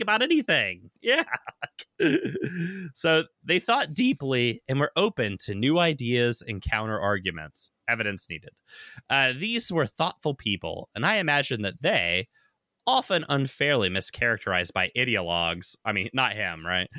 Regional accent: the South, United States; now in Seattle, United States; I grew up in the South

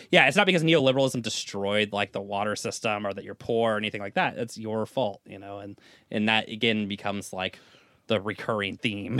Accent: United States; as an American

